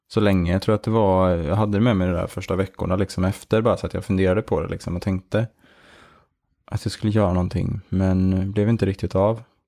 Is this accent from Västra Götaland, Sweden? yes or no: no; Järna, Stockholm County, Sweden; moved away as an adult; now in Malmö, Sweden; Vi växte upp i Järna, eh, utanför Stockholm